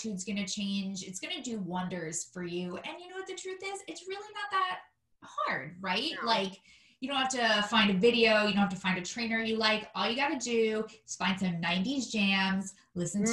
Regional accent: New York City, New York, United States; now in Washington, D.C., United States; I'm also a fellow New Yorker. I'm from Staten Island, not as nice as Brooklyn

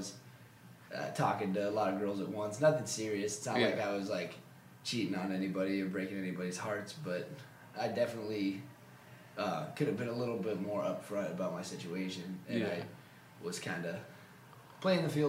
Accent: Denver, Colorado, United States; moved away; I'm from Denver, Colorado, and I play lacrosse here

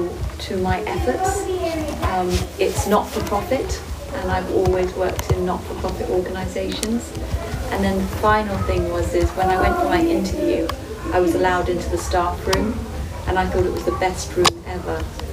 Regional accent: Uganda; moved away as an adult; now in Switzerland; I grew up in Uganda, in East Africa, and I wanted to try and work somewhere in Europe, and Switzerland was the first job that I got.

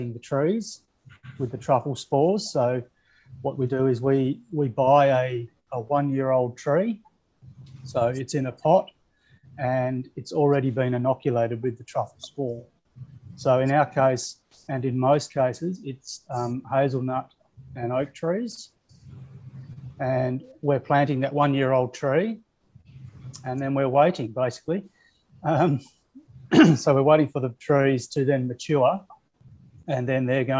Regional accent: southwest Western Australia, Australia; we're in the southwest corner of Western Australia. We're about 4 hours south of Perth and about 2 hours inland from Margaret River. So probably some of the places that people can relate to. We're down in the big, tall sort of Karri forests. In that southern tip. So, and I've been a local here for most of my life

